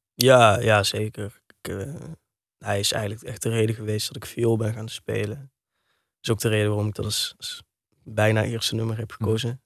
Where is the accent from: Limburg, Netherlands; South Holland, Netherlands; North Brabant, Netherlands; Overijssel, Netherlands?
Limburg, Netherlands; Heerlen; also born or lived in Kerkrade / Amsterdam / Weesp; Ik ben geboren in Heerlen